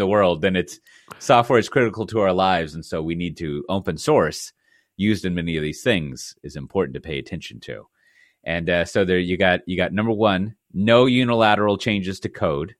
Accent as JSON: {"language": "English", "region": "Texas", "country": "United States", "moved": "yes", "lives_now": "Netherlands", "said": "as a Texan"}